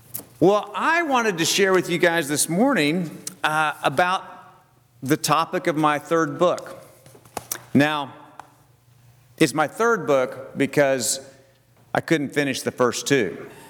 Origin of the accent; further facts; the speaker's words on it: Oklahoma, United States; also born or lived in Texas / Louisiana / Mississippi; I said, "Well, I'm from Oklahoma." She said, "Oh, yeah, but where are you from originally?" I said, "Well, I was born in Texas. I lived all over Texas, Louisiana, Mississippi, but really I'm from Oklahoma."